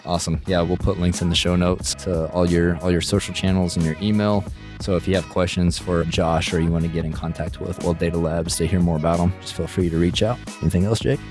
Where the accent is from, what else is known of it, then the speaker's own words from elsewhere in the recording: West Texas, United States; I'm from West Texas, so those are my people